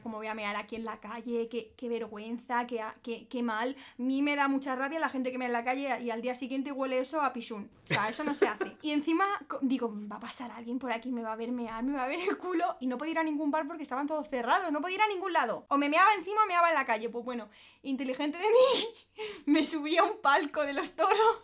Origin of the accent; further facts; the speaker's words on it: Madrid, Community of Madrid, Spain; also born or lived in Alicante; yo vengo de Madrid, ¿sabes? Yo soy de ciudad